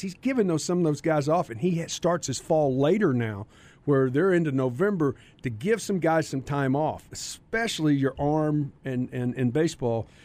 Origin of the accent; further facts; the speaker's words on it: Carrollton, Texas, United States; I was from Carrollton.